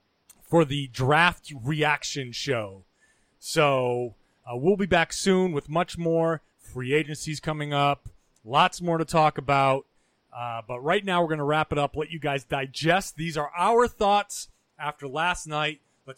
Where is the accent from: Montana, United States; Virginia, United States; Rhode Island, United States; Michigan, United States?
Rhode Island, United States; moved away; For those who don't know, I'm from Rhode Island.